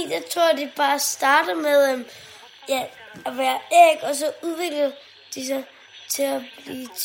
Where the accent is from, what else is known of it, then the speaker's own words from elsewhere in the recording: Roskilde, Zealand, Denmark; og jeg er syv år og jeg kommer fra Roskilde